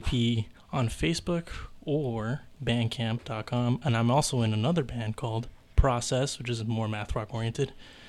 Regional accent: San Jose, California, United States; I'm from born and raised in San Jose, California.

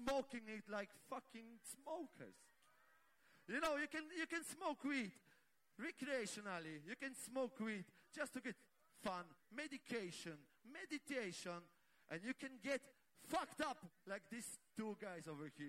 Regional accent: Poland; We come from Poland

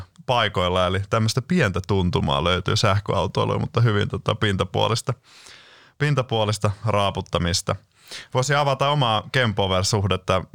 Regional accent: Lahti, Päijänne Tavastia, Finland; olen Lahdesta kotosin

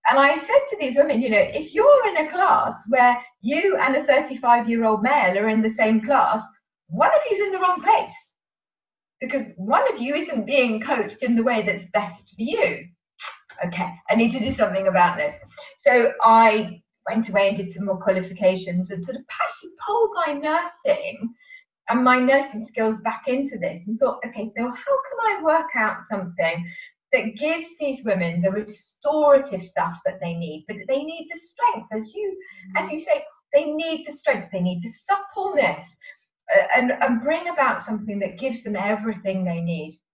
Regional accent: Sevenoaks, South East England, United Kingdom; also born or lived in London; I come from Sevenoaks in Kent

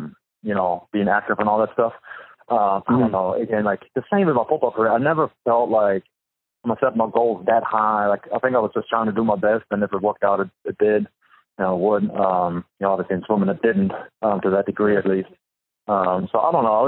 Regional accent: Düsseldorf, North Rhine-Westphalia, Germany; moved away as an adult; now in United States; my hometown in Dusseldorf

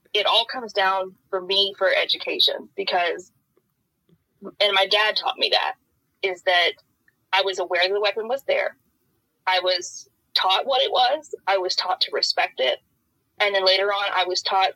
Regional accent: Oldham County, outside Louisville, Kentucky, United States; I grew up in Oldham County right outside of Louisville.

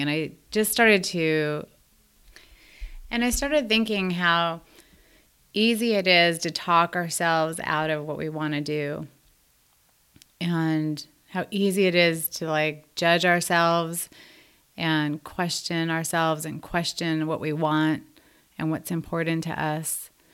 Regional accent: Los Angeles, California, United States; I was born and raised in Los Angeles.

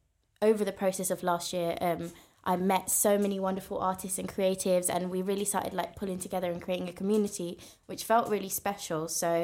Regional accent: Slough, South East England, United Kingdom; We're both actually from Slough.

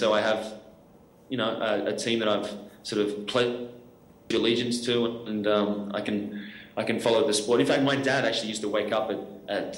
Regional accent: Australia; I am Australian

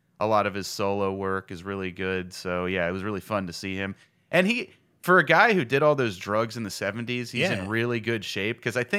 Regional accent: Rockville, Maryland, United States; Because I grew up in Rockville, so that was... You know, just on the red line.

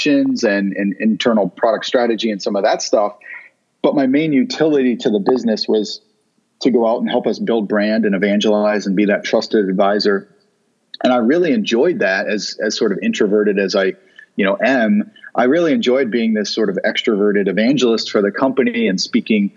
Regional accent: Vermont, United States; also born or lived in Chicago; now in Southern California, United States; I grew up in Vermont

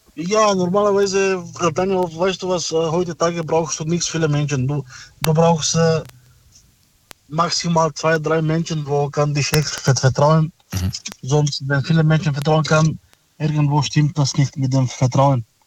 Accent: Stuttgart, Baden-Württemberg, Germany; ich komme aus äh, Stuttgart

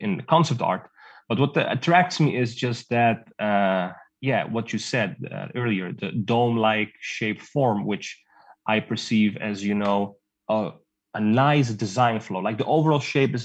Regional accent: Netherlands; I was born and raised in Holland.

